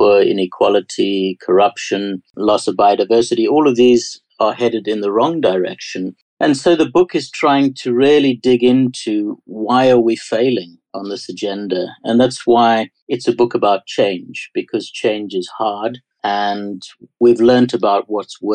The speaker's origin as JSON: {"language": "English", "country": "South Africa", "accent": "South African", "said": "My strange accent is South African, and I saw that change to democracy"}